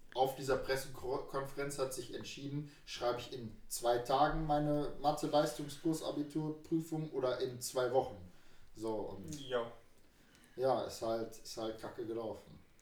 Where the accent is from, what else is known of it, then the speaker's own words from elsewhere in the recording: Düsseldorf, North Rhine-Westphalia, Germany; moved away; bei uns in Düsseldorf